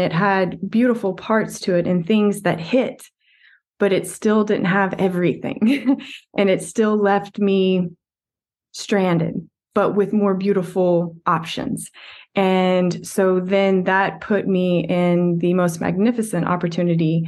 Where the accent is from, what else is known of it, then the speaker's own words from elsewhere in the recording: West Texas, United States; a typical West Texas kid